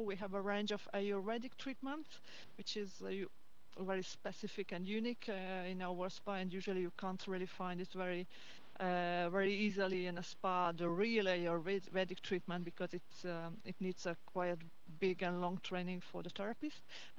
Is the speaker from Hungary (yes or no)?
yes; Hungary; It was in Hungary, actually, in Hungary, so which is not very far away from here, but the spa business is Hungary.